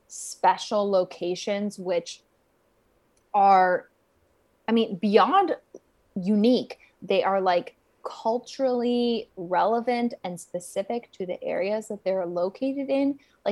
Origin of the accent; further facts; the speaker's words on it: United States; when I was living in Japan as an American person, like it felt like a piece of home